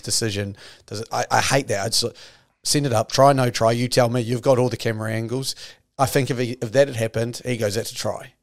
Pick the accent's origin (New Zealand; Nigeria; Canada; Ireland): New Zealand; I'm your Kiwi half of this podcast